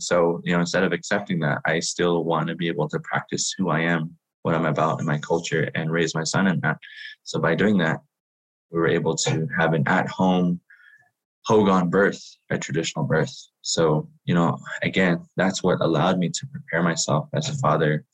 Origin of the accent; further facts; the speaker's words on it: Shiprock, New Mexico, United States; I am from Shiprock, New Mexico, which is the homelands of my Diné people